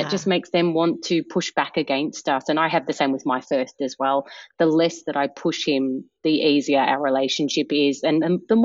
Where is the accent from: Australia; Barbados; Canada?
Australia; Melbourne, Victoria; moved away as an adult; now in Brooklyn, United States; I was born in Melbourne, and I'm the youngest of six kids.